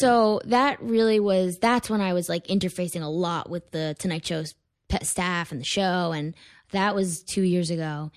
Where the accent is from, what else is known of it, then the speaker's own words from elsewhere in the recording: Weston, Connecticut, United States; moved away as an adult; also born or lived in Stamford, Connecticut; now in New York City, United States; I grew up in Connecticut.